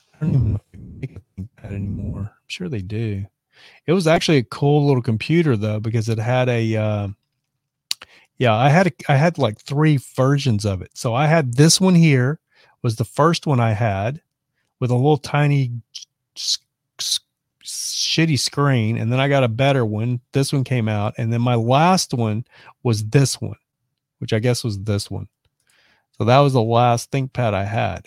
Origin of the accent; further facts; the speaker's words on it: Lubbock, Texas, United States; moved away as an adult; also born or lived in Dallas, Texas; now in Los Angeles, United States; Lubbock, my hometown, is the same size as Madison